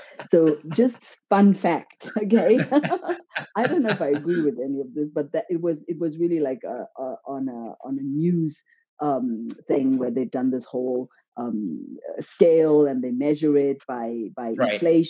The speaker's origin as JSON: {"language": "English", "country": "Zimbabwe", "lives_now": "Switzerland", "said": "And yes, I'm from Zimbabwe. And yeah, how did I get from Zimbabwe to Switzerland?"}